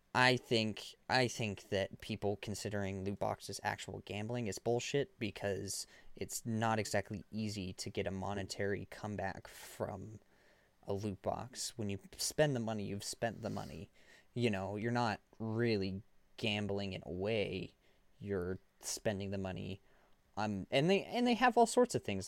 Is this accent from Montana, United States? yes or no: yes; Montana, United States; we're from Montana